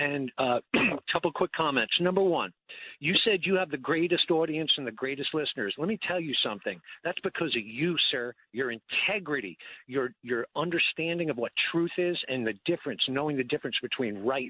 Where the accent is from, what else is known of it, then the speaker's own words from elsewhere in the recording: United States; also born or lived in New Jersey; I'm a New Yorker and a New Jerseyer.